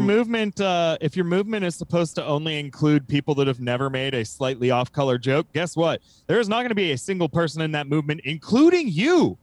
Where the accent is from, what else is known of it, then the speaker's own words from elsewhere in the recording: United States; from America